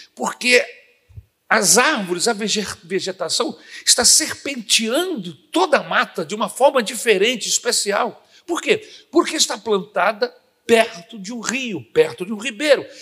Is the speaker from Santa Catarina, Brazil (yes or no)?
no; Brasília, Federal District, Brazil; now in Rio de Janeiro, Brazil; quando eu vinha de Brasília para casa dos meus tios aqui no Rio de Janeiro